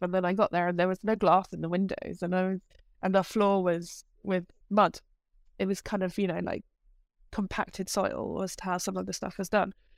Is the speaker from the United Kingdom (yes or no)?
yes; United Kingdom; moved away as an adult; now in Amsterdam, Netherlands; I am a Brit who lives in Amsterdam.